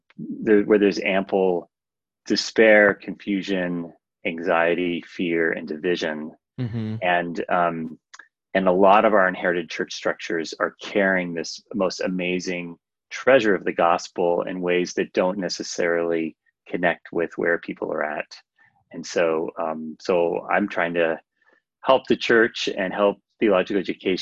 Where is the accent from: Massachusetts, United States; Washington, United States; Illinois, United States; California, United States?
California, United States; California coast, United States; now in Minnesota, United States; so I've lived in Minnesota for 15 years, but I grew up on the California coast where the weather's a little milder